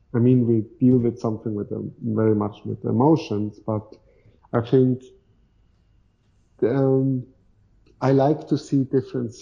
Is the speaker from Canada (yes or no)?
no; Switzerland; So in Switzerland, we, for example, have like a group chat